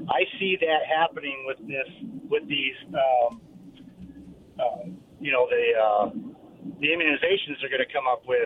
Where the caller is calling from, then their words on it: Kenwood, United States; from Kenwood.